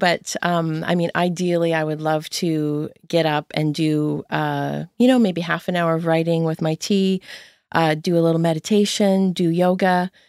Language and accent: English; Windsor, Ontario, Canada; moved away as an adult; now in Nova Scotia, Canada; Yeah, I grew up in Windsor, Ontario. Oh. I always have to say Ontario here in Nova Scotia because people think it's Windsor, Nova Scotia. Right. Yeah. I left when I was 23.